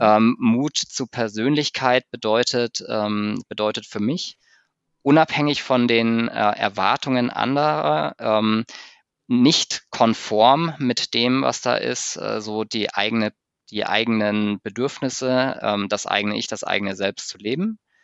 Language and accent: German; Munich, Bavaria, Germany; als Münchner Kindle, als Münchner Kindle